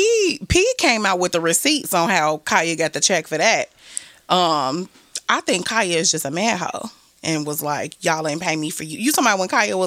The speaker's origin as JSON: {"language": "English", "town": "Chicago", "region": "Illinois", "country": "United States", "also_born_or_lived": "Washington, D.C. / Atlanta", "moved": "yes", "lives_now": "New York, United States", "said": "I live in New York. I would prefer to live in Atlanta, but I'm from Chicago."}